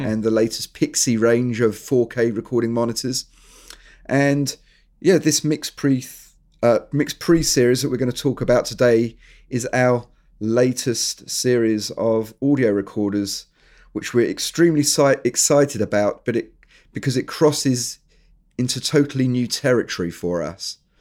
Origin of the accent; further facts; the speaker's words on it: England, United Kingdom; moved away as an adult; also born or lived in New Zealand; I am actually English, but we emigrated, me and my family, we emigrated to New Zealand.